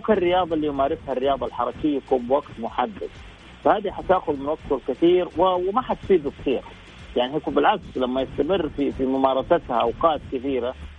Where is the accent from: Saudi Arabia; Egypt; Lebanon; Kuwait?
Saudi Arabia